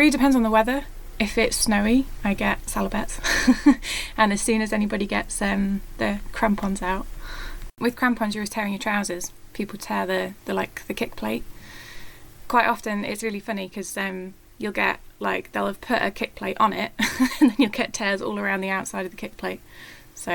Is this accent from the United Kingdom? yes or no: yes; Scotland, United Kingdom; also born or lived in North Wales; now in Wales, United Kingdom; I am actually in Wales and I'm Scottish